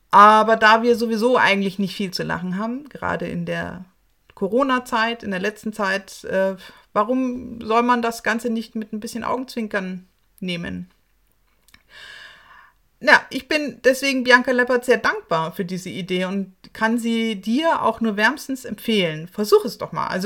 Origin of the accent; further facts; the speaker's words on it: Munich, Bavaria, Germany; bayerischen Serien meiner Heimatstadt München.